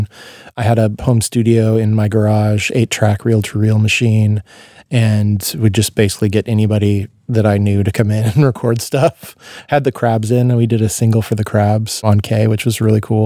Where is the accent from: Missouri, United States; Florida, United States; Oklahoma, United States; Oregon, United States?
Oregon, United States; Eugene; also born or lived in Portland, Oregon; I grew up in Eugene also